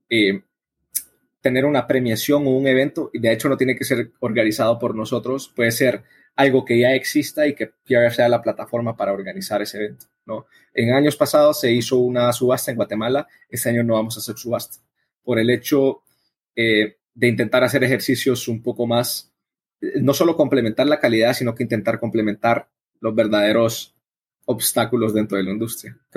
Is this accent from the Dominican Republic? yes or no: no; El Salvador; born there; also born or lived in Madrid, Spain; Yo nací en El Salvador, nací en un país productor, el café siempre prestado estado en mis alrededores. Yo fui a estudiar ingeniería agroambiental a Madrid